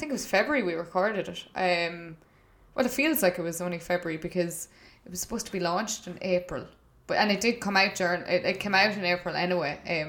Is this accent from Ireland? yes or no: yes; Longford-Westmeath border, Leinster, Ireland; also born or lived in Cavan; now in Waterford, Ireland; But I chose to go to school in Cavan, and so did my brother, even though we grew up on the Longford-Westmeath border